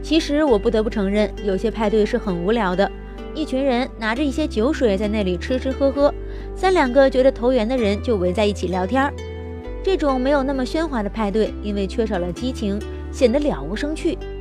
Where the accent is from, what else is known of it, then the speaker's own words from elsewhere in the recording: China; 我们中国人也会去开 party。